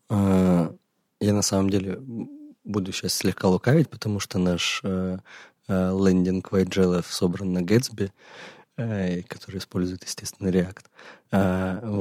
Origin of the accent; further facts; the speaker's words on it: Crimea, Ukraine; now in Kyiv, Ukraine; оригинально мы оба из Крыма, теперь живем в Киеве. А, я недавно, другой … давно.